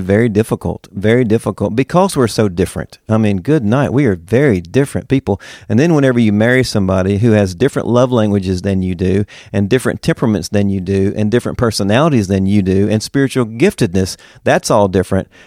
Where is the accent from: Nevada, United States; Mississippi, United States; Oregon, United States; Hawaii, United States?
Mississippi, United States; moved away as an adult; also born or lived in Woodstock, Georgia / Knoxville, Tennessee; now in Winter Garden, United States; I am from Mississippi. born and raised